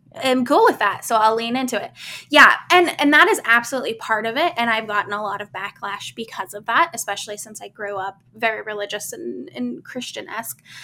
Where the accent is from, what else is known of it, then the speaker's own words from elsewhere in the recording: Midwest, United States; I grew up in the Midwest